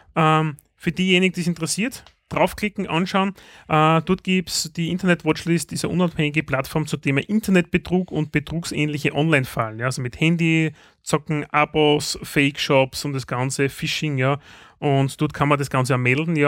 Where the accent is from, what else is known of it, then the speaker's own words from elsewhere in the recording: Styria, Austria; bei uns in der Steiermark